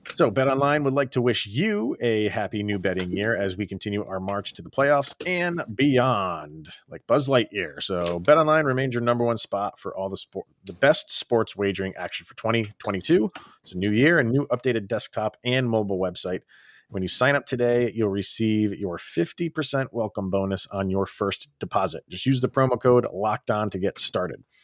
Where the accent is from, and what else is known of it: Schenectady, New York, United States; born or raised there